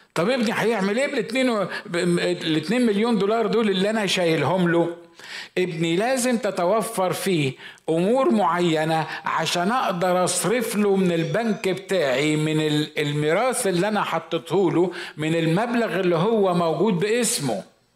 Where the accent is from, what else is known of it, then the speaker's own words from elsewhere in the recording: Egypt; عندنا في مصر